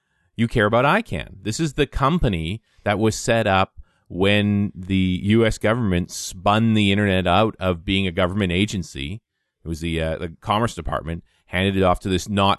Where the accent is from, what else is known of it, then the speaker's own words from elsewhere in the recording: Canada; I'm a Canadian